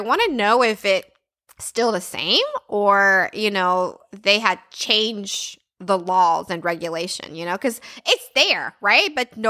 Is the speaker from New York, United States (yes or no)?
no; Texas, United States; I guess because we come from Texas, right? If you live in Texas, everybody have air conditioning.